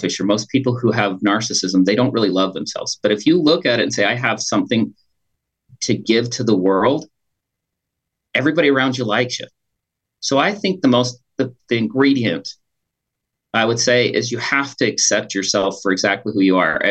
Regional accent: Pleasant Grove, Utah, United States; also born or lived in Green River, Wyoming / Logan, Utah; We moved from Green River, Wyoming to Pleasant Grove there in Utah County.

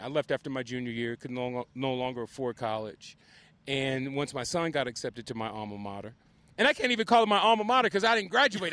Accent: Compton, California, United States; I'm from Compton, both of us are first generation successful.

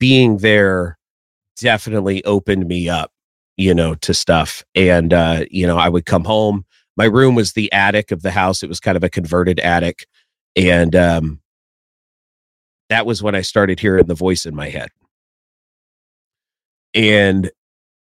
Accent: Tennessee, United States; also born or lived in Florida; we moved from Florida to Tennessee

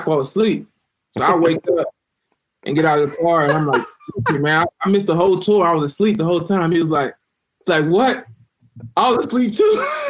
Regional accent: United States; moved away as an adult; also born or lived in Louisiana / Florida / Columbus, Ohio; growing up in Louisiana and Florida, it gets cold

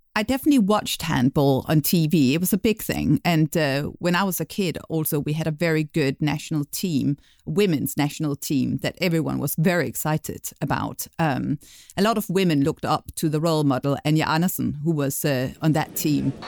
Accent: Denmark; moved away; Despite living abroad for many years, I'll be giving the inside view of Danish culture

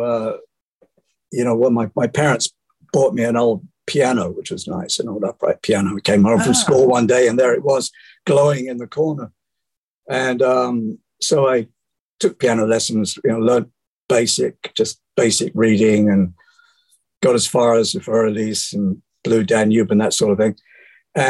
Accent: Bromley, London, United Kingdom; moved away; In Bromley, in the county of Kent, in South London

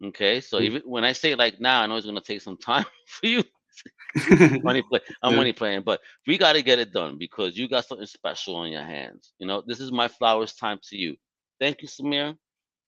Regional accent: New York City, New York, United States; I'm from Brooklyn.

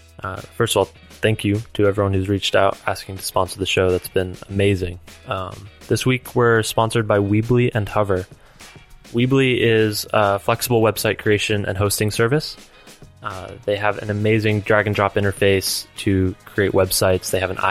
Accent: Philadelphia, Pennsylvania, United States; now in California, United States; We came to California from Philadelphia.

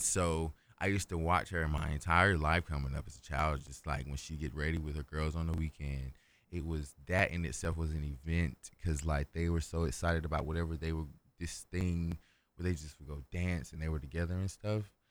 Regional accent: Kinston, North Carolina, United States; moved away as an adult; now in Raleigh, United States; I'm from Kingston, North Carolina

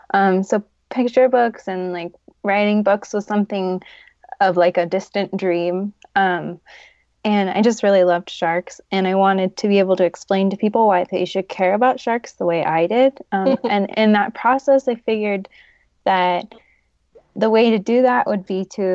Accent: California, United States; now in Denver, United States; I'm from California, but I now live in Denver, Colorado

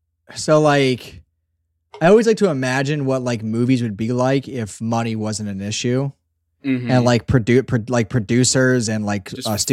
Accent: Pennsylvania, United States; I'm from Southeastern Pennsylvania. We're about … here. And we just remember the lines. You come out swinging from a South Philly basement, baby.

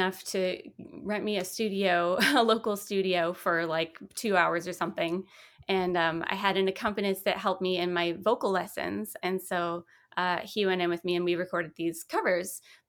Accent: Vacaville, California, United States; also born or lived in Seattle; Oh, well, I was born in Northern California in a little town called Vacaville. My dad was in the military, so we moved a few times and ended up in Seattle.

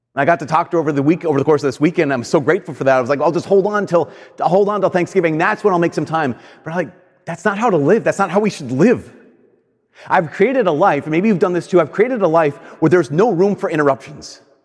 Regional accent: United States; I'm an American.

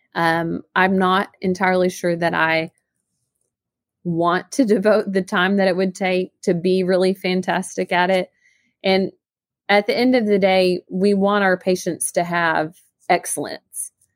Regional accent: Northeast Arkansas, United States; also born or lived in Jonesboro, Arkansas; I'm actually from Northeast Arkansas

